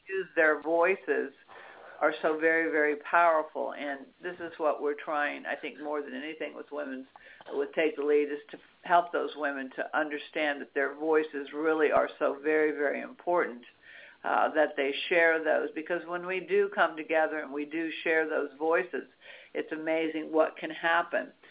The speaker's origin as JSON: {"language": "English", "area": "Washington D.C. area", "region": "District of Columbia", "country": "United States", "tie": "born or raised there", "said": "I grew up in Washington D.C. area"}